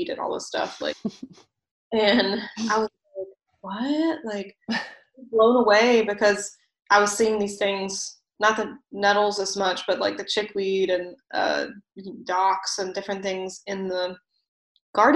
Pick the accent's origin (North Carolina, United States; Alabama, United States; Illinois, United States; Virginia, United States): Virginia, United States; moved away; also born or lived in Vermont; my hometown at one point in Virginia